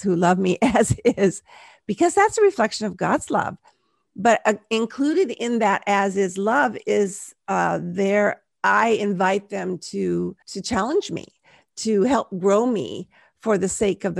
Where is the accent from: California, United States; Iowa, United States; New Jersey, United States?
California, United States; Southern; now in Central Coast, California, United States; I grew up in Southern California